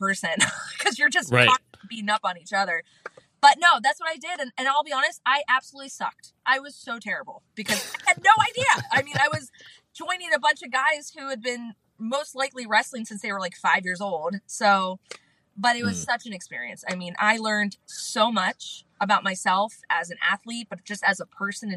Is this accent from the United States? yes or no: yes; Canfield, Ohio, United States; now in Florida, United States; I was born and raised in Canfield, Ohio